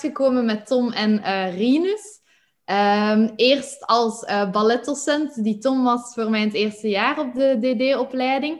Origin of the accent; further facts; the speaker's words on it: Flanders, Belgium; moved away as an adult; also born or lived in Netherlands; zoals je het hoort, kom ik uit Vlaanderen.